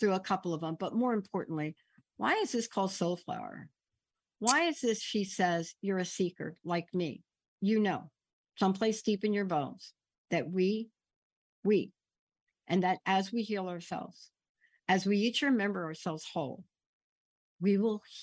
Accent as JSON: {"language": "English", "town": "New York City", "region": "New York", "country": "United States", "tie": "born or raised there", "moved": "yes", "said": "I'm this kid growing up in the Bronx, lived in the projects"}